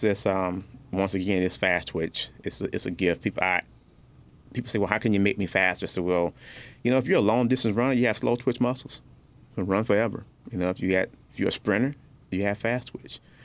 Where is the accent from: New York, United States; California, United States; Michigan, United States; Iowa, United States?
Michigan, United States; Detroit; also born or lived in North Carolina; my mother and I grew up in Detroit um, on the east side, then uh, north end and east side